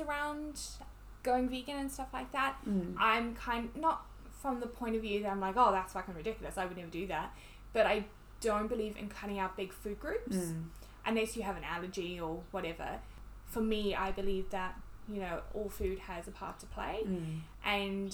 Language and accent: English; South Africa; now in New Zealand; I'm from South Africa